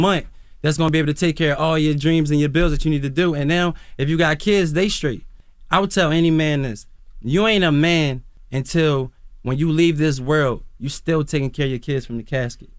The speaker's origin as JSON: {"language": "English", "town": "Philadelphia", "region": "Pennsylvania", "country": "United States", "moved": "yes", "lives_now": "Atlanta, United States", "said": "I come from West Philly"}